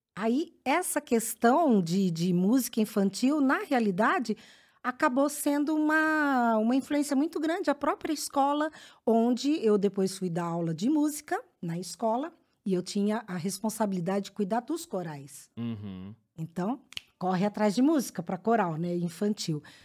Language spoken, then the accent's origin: Portuguese; Sorocaba, São Paulo, Brazil; born or raised there; moved away as an adult